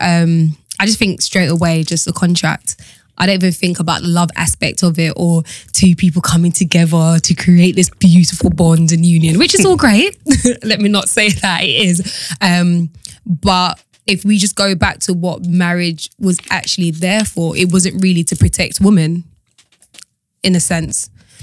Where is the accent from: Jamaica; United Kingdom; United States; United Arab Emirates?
Jamaica; I'm Jamaican.